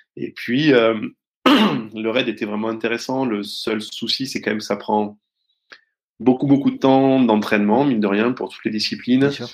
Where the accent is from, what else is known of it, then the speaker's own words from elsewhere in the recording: Rodez, Occitania, France; je suis né à Rodez, euh, dans, dans l'Aveyron, et euh, et du coup, bon, euh, oh, j'ai voilà grandi avec avec ma mère